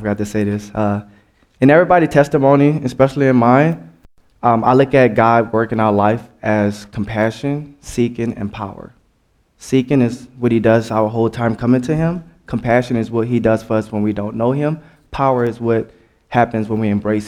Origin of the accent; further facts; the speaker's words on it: New Orleans, Louisiana, United States; I'm from New Orleans